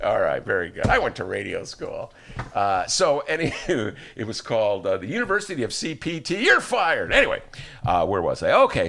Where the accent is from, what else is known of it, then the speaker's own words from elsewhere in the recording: Evanston, Illinois, United States; now in Chicago, United States; I'm not from Chicago. So, you know, I never swore before I came to the city. I was from Evanston